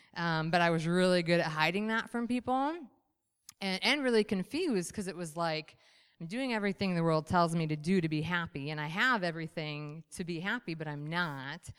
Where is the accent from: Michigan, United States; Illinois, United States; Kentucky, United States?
Michigan, United States; I was raised, born and raised in Michigan